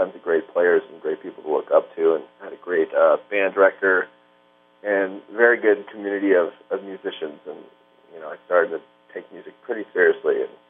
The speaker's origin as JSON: {"language": "English", "town": "Los Angeles", "region": "California", "country": "United States", "tie": "born or raised there", "said": "I was born August 12th, 1983, a Leo, etc. I was born in Los Angeles, California, actually in the San Fernando Valley, and grew up with two musician parents."}